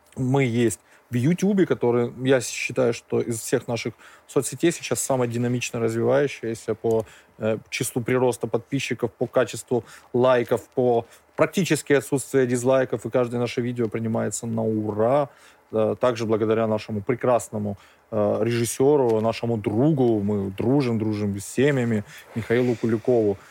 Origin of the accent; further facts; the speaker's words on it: Georgia; Как грузины мы должны пе-, пить, мы умеем пить